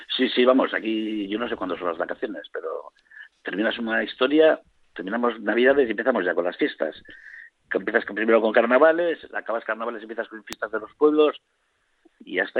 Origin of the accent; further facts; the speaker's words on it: Vitoria-Gasteiz, Basque Country, Spain; soy del barrio de Avechuco.